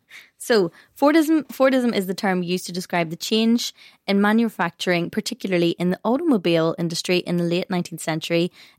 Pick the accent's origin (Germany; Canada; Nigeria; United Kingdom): United Kingdom; Northern Ireland; we are Northern Irish